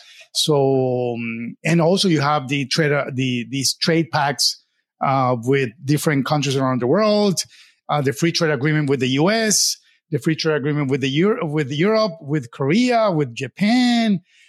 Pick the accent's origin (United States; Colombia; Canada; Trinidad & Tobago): Colombia; I'm 50 years old, and I was born and raised in Colombia